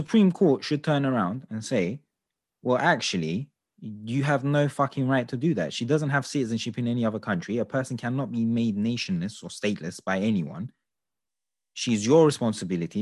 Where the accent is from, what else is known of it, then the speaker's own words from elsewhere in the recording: London, United Kingdom; London is my home, I'm from England, I was born here, I was raised here.